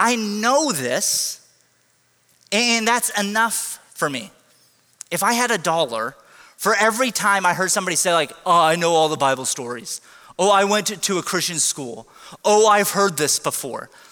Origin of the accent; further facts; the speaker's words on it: United States; we're Americans